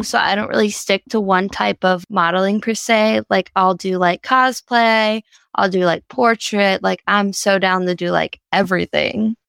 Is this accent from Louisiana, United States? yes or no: yes; Louisiana, United States; I'm from Louisiana